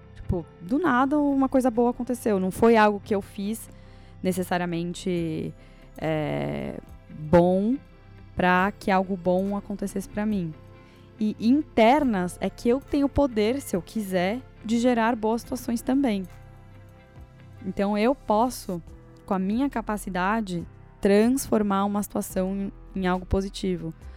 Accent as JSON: {"language": "Portuguese", "country": "Brazil", "tie": "born or raised there", "said": "eu nasci no Brasil e não nasci no Afeganistão"}